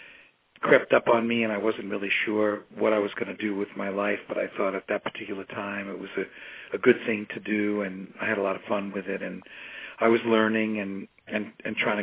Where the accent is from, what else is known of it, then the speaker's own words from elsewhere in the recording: New York City, New York, United States; born and raised in East New York, Brooklyn.